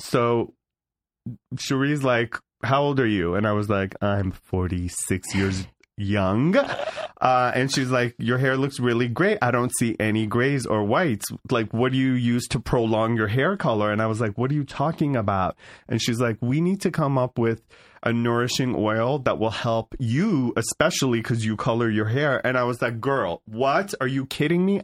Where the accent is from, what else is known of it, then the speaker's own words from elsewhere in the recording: Beverly Hills, California, United States; also born or lived in San Fernando Valley, California; I grew up in Beverly Hills, California